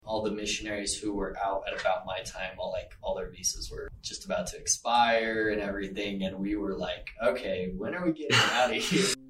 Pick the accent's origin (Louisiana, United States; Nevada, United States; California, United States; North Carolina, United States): Nevada, United States; Las Vegas; I am from Las Vegas